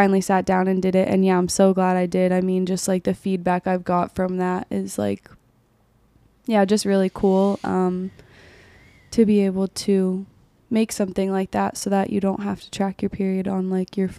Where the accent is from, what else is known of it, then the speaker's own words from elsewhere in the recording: Amherst, New Hampshire, United States; moved away; also born or lived in Mount Vernon, New Hampshire; I grew up in Southern New Hampshire